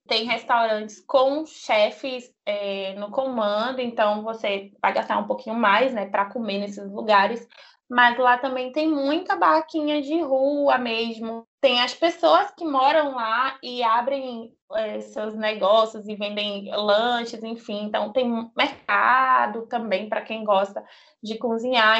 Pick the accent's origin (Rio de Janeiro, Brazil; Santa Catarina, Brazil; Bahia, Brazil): Bahia, Brazil; Catu; now in Dias d'Ávila, Brazil; vim da Bahia, sou nascida e criada na Bahia. Eu, eu vim de Catu, é uma cidade no interiorzinho da Bahia